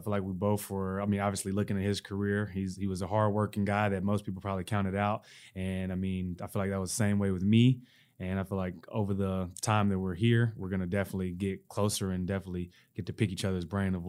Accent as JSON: {"language": "English", "region": "the South", "country": "United States", "said": "That's right. I'm from the South."}